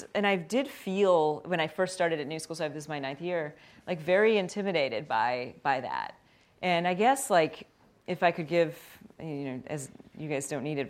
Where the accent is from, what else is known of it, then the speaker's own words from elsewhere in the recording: Glen Ellyn, Illinois, United States; I grew up in outside of Chicago, and I grew up in a suburb, Glen Ellyn, and it was a western suburb and very middle class community.